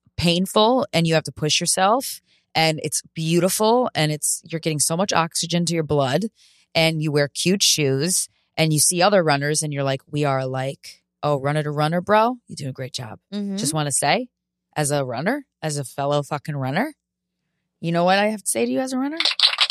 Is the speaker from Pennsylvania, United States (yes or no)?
no; New York, United States; It just happens to be a mirror to how fast my pace actually is as a New Yorker.